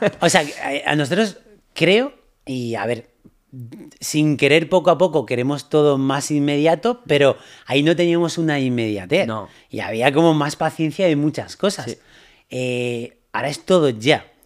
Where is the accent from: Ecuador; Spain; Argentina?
Spain; Ponteareas, Galicia; llamar a, por la cabina telefónica a la radio de mi pueblo, de, Pontareas, de, o sea